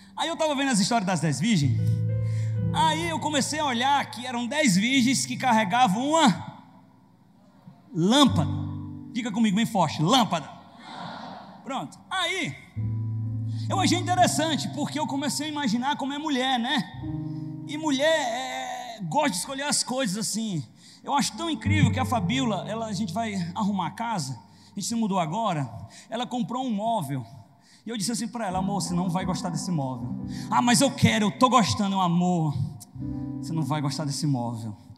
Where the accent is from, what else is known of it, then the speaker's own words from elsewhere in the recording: interior of Ceará, Brazil; eu sou do interior do Ceará